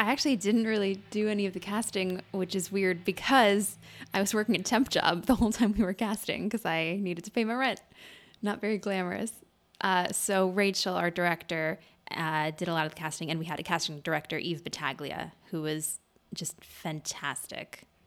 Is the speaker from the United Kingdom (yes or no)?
no; Madison, Wisconsin, United States; There's this group in Madison, which is where I'm from, in Wisconsin